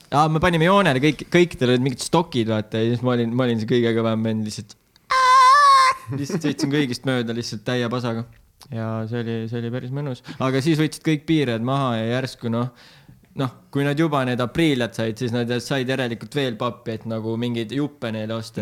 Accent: Tartu, Tartu County, Estonia; Tartus Anne linnas sündisin

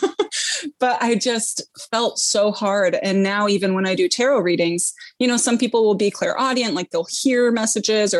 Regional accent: San Francisco, California, United States; moved away as an adult; also born or lived in England / Ireland / New York City; now in Upstate New York, United States; I grew up in San Francisco, born and raised until I was about 18

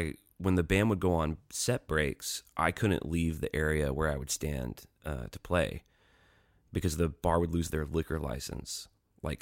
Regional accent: Pelham, Alabama, United States; I grew up in Pelham, Alabama, which is a suburb of Birmingham, about 20 minutes south of town.

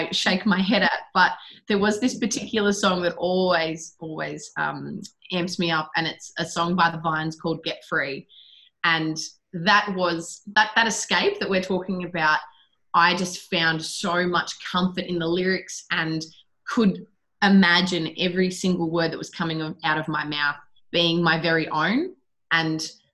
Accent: Shepparton, Victoria, Australia; I started going to Shepparton High School, and then I left home the day after my 15th birthday.

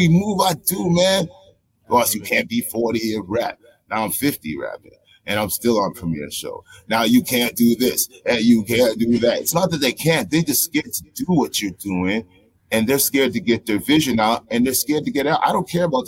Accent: Toronto, Ontario, Canada; I'm from Toronto. I'm a born, raised Torontonian

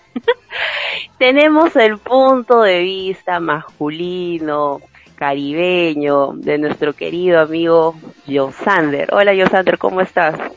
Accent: Peru; acá en el Perú hay mucho machismo

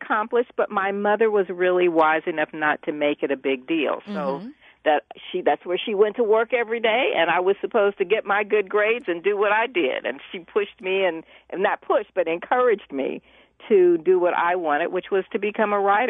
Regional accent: Indianapolis, Indiana, United States; also born or lived in Chicago, Illinois; I grew up in Indianapolis. I was born in Chicago, and we only lived there until I was 18 months old.

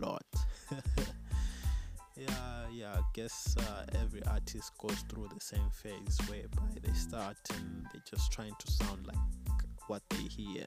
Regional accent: Bulawayo, Zimbabwe; also born or lived in Chipinge (ancestry, Ndau); a year later, that's when we moved to the city of Kings, Wabulawayo. Yeah, so basically in flesh, I'm BYO

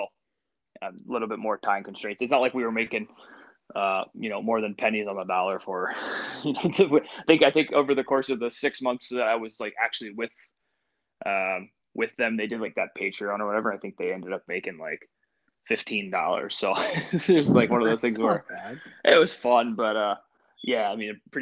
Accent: Washington, Pennsylvania, United States; also born or lived in Erie, Pennsylvania / Michigan / Pittsburgh, Pennsylvania; I was born and raised here. I was born in Washington, PA, so just a little bit south of Pittsburgh

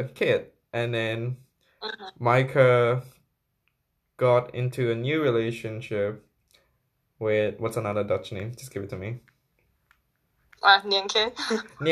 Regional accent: Myanmar; moved away; also born or lived in Thailand; when I grew up in Myanmar, like before, just before I moved to Thailand

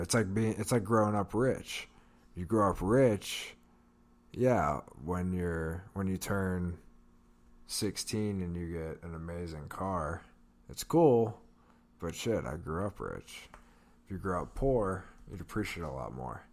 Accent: Pittsburgh, Pennsylvania, United States; We're from Pittsburgh.

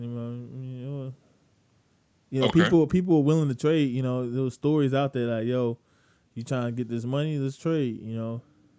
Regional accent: New York, United States; I'm from New York

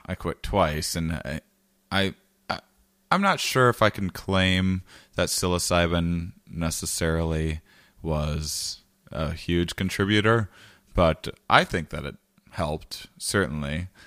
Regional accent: Wisconsin, United States; I'm from Wisconsin

